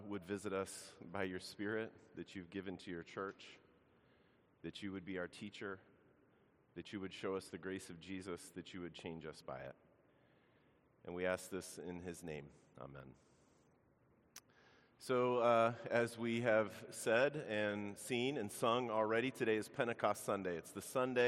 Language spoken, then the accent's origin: English; Baltimore, Maryland, United States; moved away; I grew up in Baltimore